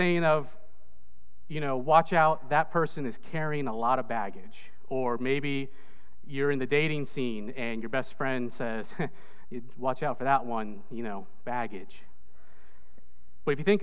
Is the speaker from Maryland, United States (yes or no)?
no; Indiana, United States; moved away as an adult; also born or lived in Indonesia / Michigan / Maine; now in Greensboro, United States; I was actually born in Indonesia, but I grew up in the United States. I was adopted as a baby, and I grew up in Indiana.